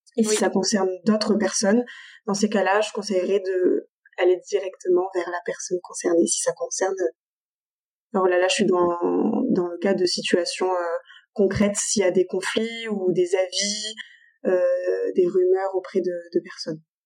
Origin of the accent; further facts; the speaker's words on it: Avignon, Provence-Alpes-Côte d'Azur, France; now in Marseille, France; je suis originaire d'Avignon